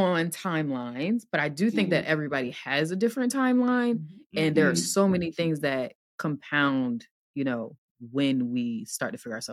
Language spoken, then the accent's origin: English; New Jersey, United States; where I grew up, so I'm from Jersey, where I grew up